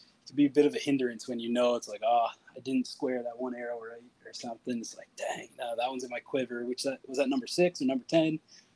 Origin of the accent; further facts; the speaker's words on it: Newfoundland and Labrador, Canada; now in Red Deer, Canada; I came to Red Deer in 2014. I'm originally from Newfoundland.